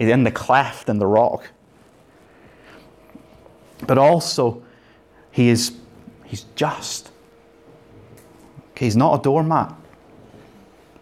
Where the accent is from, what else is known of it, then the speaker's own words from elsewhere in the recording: Northern Ireland, United Kingdom; I grew up in Northern Ireland.